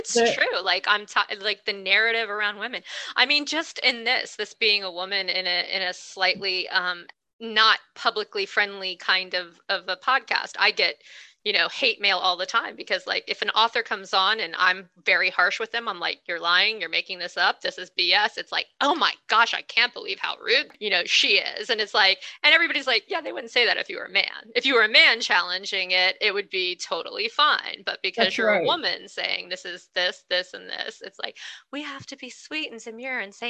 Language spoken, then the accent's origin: English; the South, United States; I'm a Southerner, I'm a redneck